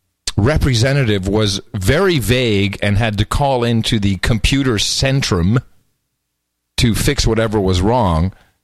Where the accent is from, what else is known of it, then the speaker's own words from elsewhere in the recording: United States; last time I looked at my passport, I'm an American